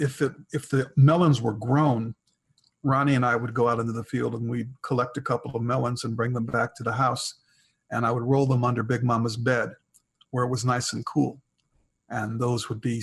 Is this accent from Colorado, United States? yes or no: no; Milwaukee, Wisconsin, United States; I grew up in Milwaukee, Wisconsin. I was a city boy.